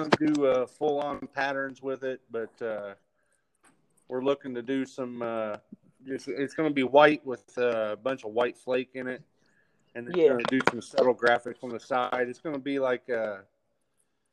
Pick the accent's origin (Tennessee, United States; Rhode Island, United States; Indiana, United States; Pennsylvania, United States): Indiana, United States; Seymour; I'm from Seymour, Indiana